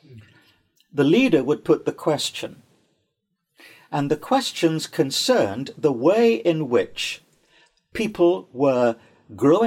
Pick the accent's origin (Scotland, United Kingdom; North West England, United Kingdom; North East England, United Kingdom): North East England, United Kingdom; Newcastle upon Tyne; my hometown of Newcastle upon Tyne